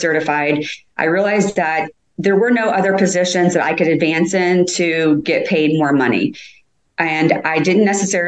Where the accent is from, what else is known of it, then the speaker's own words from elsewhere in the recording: Indianapolis, Indiana, United States; Born and raised in Indianapolis pretty much all my life